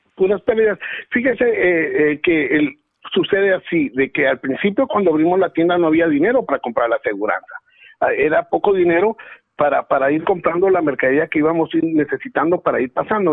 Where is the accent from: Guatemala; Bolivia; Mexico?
Guatemala; born or raised there; moved away